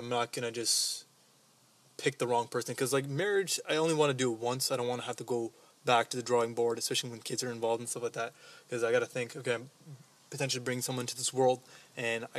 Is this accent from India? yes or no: no; Djibouti; now in Canada; from Djibouti, but currently living in Canada